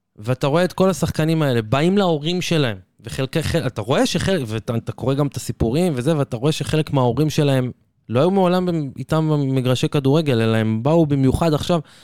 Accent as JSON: {"language": "Hebrew", "country": "Israel", "said": "אני כישראלי"}